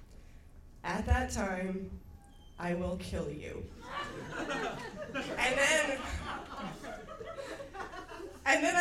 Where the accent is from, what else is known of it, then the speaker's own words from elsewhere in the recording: Baltimore, Maryland, United States; When I was a kid, I grew up in Baltimore